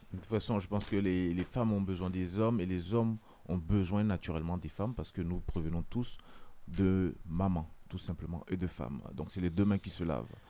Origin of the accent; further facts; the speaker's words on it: France; en tant que français